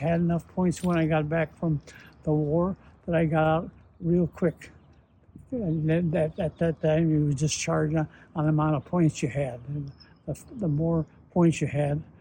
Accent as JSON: {"language": "English", "town": "San Diego", "region": "California", "country": "United States", "tie": "born or raised there", "said": "I was born in San Diego in 1925, November."}